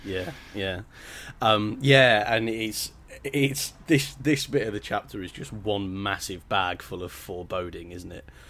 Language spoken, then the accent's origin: English; England, United Kingdom; I'm very English